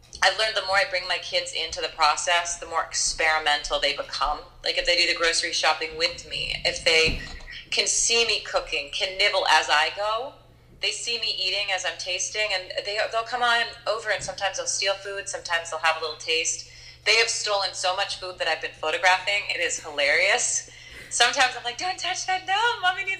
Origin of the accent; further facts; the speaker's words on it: Seattle, Washington, United States; now in Astoria, United States; I'm actually from the Pacific Northwest originally, mm-hmm. from Seattle.